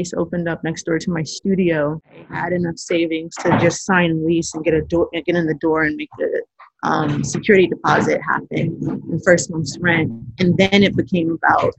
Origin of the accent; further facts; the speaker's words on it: Los Angeles, California, United States; I'm from South Central. My family, maternal and paternal sides, have been here via the Great Migration since the 1924.